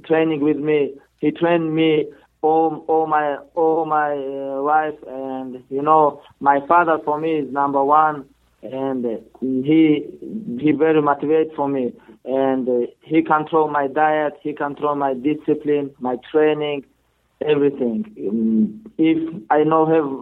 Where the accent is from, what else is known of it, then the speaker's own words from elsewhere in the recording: Dagestan, Russia; English is a second language; also born or lived in United States; I am born Dagestan. I am from Dagestan.